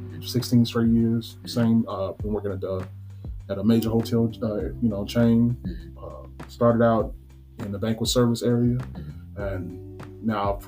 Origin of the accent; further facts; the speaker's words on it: Nashville, Tennessee, United States; born and raised Nashville. Born on the east side, Shelby area